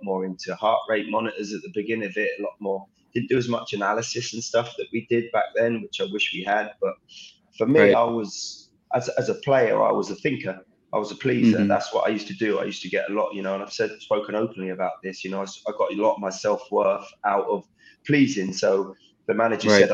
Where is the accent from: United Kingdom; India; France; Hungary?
United Kingdom; Southampton, South East England; now in Lexington, United States; growing up in Southampton's academy.